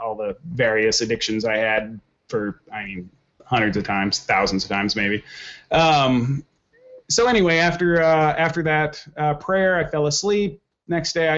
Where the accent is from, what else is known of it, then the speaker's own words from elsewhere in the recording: Oklahoma, United States; now in Minneapolis, United States; I grew up in Oklahoma